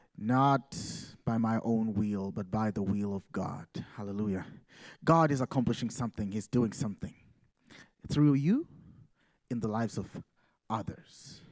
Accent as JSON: {"language": "English", "country": "Uganda", "moved": "as an adult", "lives_now": "Massachusetts, United States", "said": "I come from Uganda"}